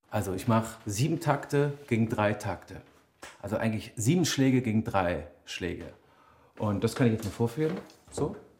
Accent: Berlin, Germany; Ich komme aus Berlin

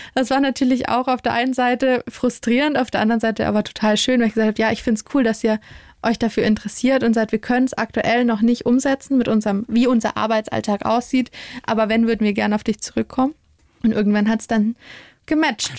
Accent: Bavaria, Germany; wir in Bayern

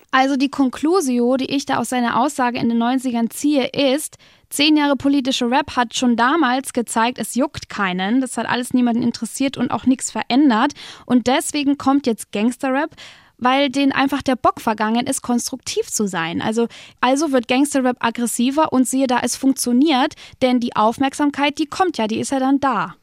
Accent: Fürth, Bavaria, Germany; komme ich aus Fürth

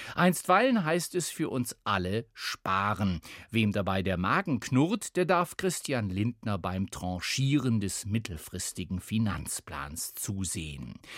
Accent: Germany; Hier bei uns in Deutschland

